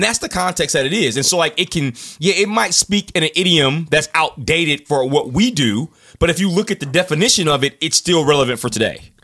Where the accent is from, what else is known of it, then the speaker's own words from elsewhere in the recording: United States; we are American